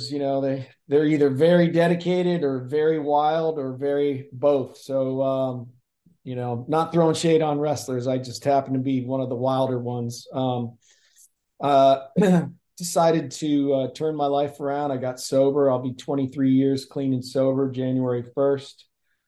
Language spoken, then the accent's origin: English; Canton, Ohio, United States; moved away as an adult; also born or lived in Dayton, Ohio / California; I grew up in Canton, Ohio, playing football, wrestling, baseball